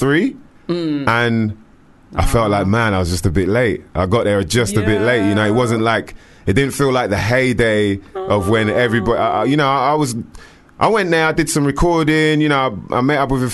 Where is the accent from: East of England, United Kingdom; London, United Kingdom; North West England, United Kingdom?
London, United Kingdom; I came all the way from London